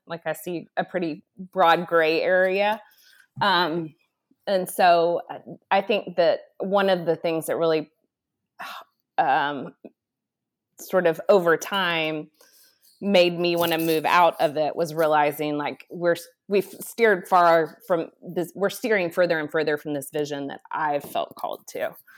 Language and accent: English; Dallas, Texas, United States; moved away; I grew up in Dallas, Texas